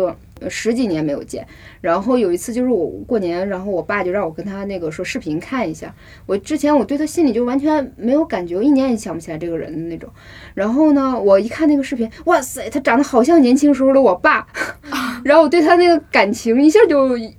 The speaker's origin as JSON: {"language": "Chinese", "region": "Northeast China", "country": "China", "accent": "Northeastern Mandarin", "moved": "as an adult", "lives_now": "Beijing, China", "said": "我又是从东北来的"}